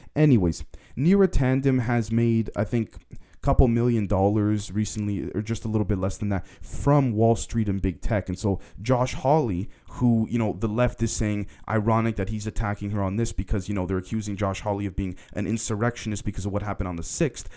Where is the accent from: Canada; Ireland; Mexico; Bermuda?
Canada; being a Canadian myself